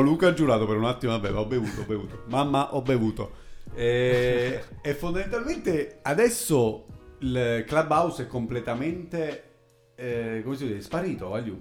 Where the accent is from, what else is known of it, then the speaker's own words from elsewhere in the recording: Pescara, Abruzzo, Italy; miei amici della, di Pescara, della mia città natale